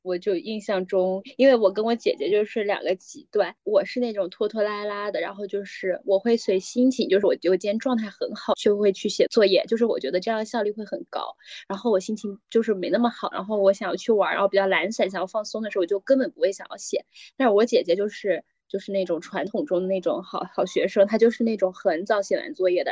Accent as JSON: {"language": "Chinese", "region": "Guangdong", "country": "China", "moved": "yes", "said": "因为我是潮汕人，然后我们家会就比较多的习俗，就是像什么中秋国庆什么的，就是总是要拜神，有信仰"}